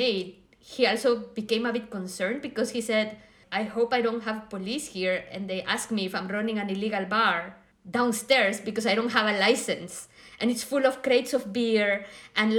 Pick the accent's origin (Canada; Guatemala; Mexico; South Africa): Guatemala; moved away as an adult; also born or lived in Madrid, Spain / Lisbon, Portugal; now in Berlin, Germany; I grew up in Guatemala